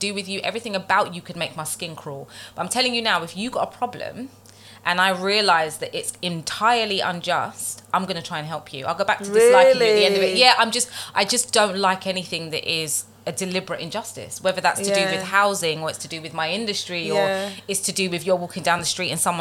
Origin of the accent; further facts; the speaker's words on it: London, United Kingdom; I was born and raised in London, in the East End, actually